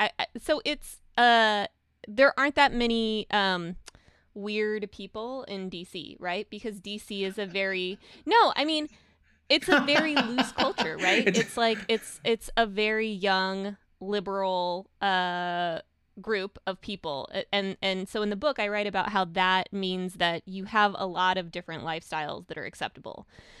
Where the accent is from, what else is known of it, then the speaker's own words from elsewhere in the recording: Russia; moved away; I'm not a prototypical immigrant because I, you know, I'm from Russia, which there's not that many Russian immigrants.